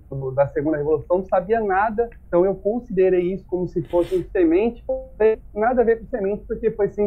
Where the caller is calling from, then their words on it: São José do Rio Preto, São Paulo, Brazil; Bom, eu sou aqui de São José do Rio Preto, São Paulo, interior